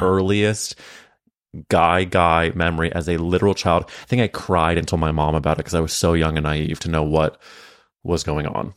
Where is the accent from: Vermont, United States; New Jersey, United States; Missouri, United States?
Missouri, United States; St. Louis; we grew up in St. Louis at different times